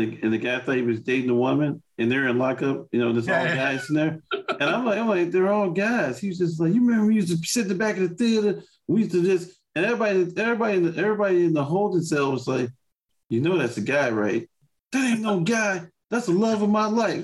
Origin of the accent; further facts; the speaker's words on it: Chicago, Illinois, United States; I grew up in Austin, Lundell